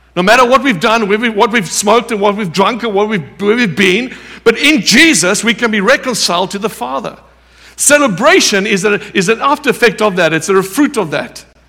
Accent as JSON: {"language": "English", "country": "South Africa"}